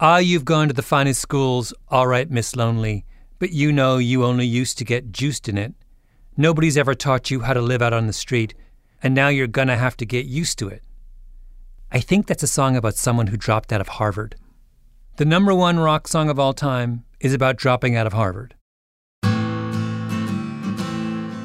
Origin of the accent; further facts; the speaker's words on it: Canada; I'm a Canadian